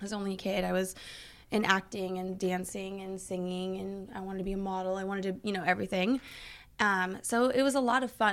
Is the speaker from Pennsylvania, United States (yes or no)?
no; California, United States; also born or lived in Thermopolis, Wyoming; in my formative years from kindergarten on, have been in California